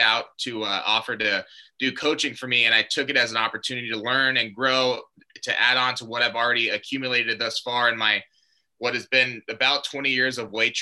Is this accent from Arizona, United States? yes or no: yes; Glendale, Arizona, United States; born and raised in Glendale, Arizona